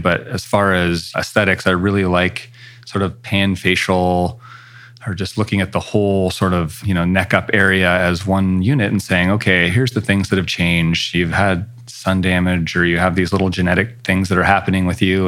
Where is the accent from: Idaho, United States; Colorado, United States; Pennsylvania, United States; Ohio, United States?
Idaho, United States; Coeur d'Alene; moved away as an adult; also born or lived in Seattle / Los Angeles; now in Spokane, United States; I grew up in Coeur d'Alene, Idaho, which is just across the border from Spokane